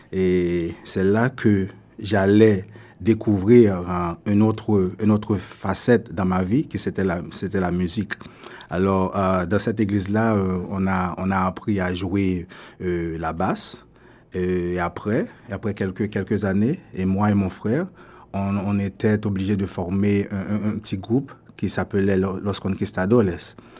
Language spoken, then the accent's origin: French; Delmas, Ouest, Haiti; also born or lived in Port-au-Prince, Haiti / Venezuela / United States / Toronto, Canada; now in Canada; je suis haïtien, je suis né à Port-au-Prince. Euh, j'ai grandi à Delma.